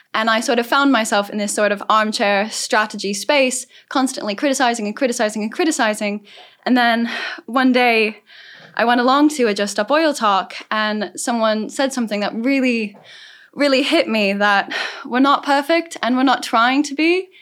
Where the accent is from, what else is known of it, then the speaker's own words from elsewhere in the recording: Southern California, United States; I'm from Southern California, so I've grown up in the middle of the climate crisis